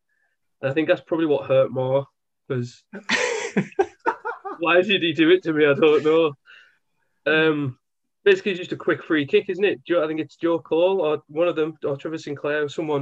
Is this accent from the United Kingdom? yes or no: yes; Carlisle, North West England, United Kingdom; when I was a kid, I grew up in Carlisle